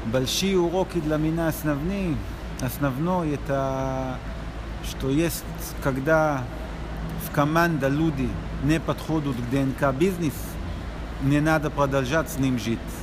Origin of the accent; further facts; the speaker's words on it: Israel; Russian is a second language; я из Израиля